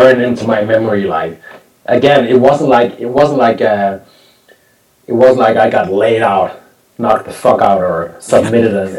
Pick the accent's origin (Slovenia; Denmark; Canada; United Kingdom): Denmark; Copenhagen, Capital Region of Denmark; my hometown in front of my, you know, in front of my Danish fans